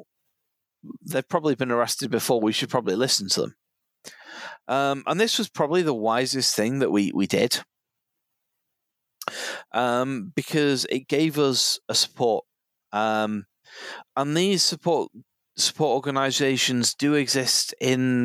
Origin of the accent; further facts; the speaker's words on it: Cheshire, North West England, United Kingdom; I come from Cheshire, you know, the land of middle class stockbroker belt.